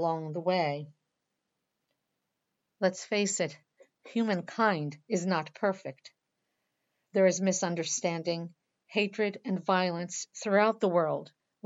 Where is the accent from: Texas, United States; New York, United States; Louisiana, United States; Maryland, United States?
Maryland, United States; Baltimore; I'm from Baltimore, Maryland